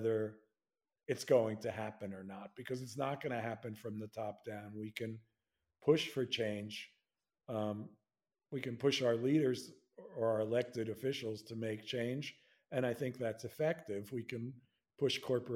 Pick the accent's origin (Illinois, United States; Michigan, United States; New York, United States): New York, United States; I'm a New Yorker